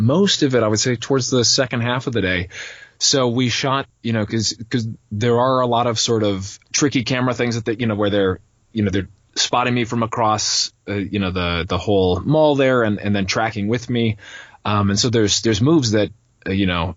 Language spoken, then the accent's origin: English; Minneapolis, Minnesota, United States; moved away; I'm from Minneapolis, Minnesota area, originally.